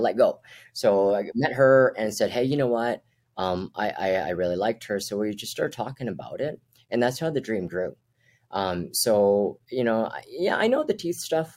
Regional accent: Edmonton, Alberta, Canada; also born or lived in Brunei; I'm from North Edmonton

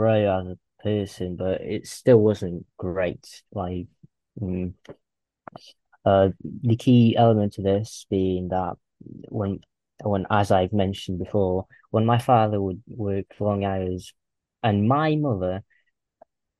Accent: Russia; I'm from Russia. I live in a small town

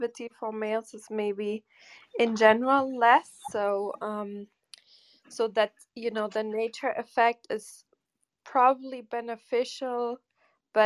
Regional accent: Germany; where I grew up in Germany

